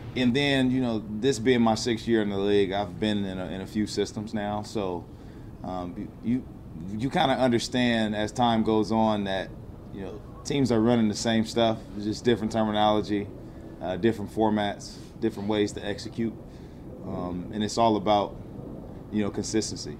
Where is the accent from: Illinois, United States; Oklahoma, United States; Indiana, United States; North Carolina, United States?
Indiana, United States; Fort Wayne; in Fort Wayne, Indiana, my, my hometown